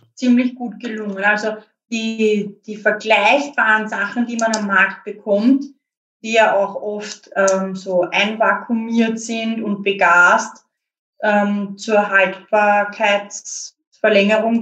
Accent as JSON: {"language": "German", "region": "Lower Austria", "country": "Austria", "said": "ich bin auch aus Niederösterreich, aber halt näher an der Stadt"}